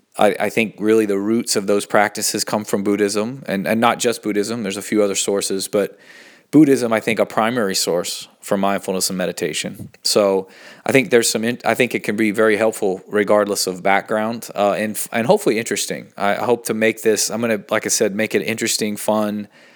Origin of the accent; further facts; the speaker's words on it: Asheville, North Carolina, United States; I was born in Asheville, North Carolina, in the southern part of the United States. Grew up in kind of a Christian culture, but also in a very sort of open, eclectic culture in Asheville.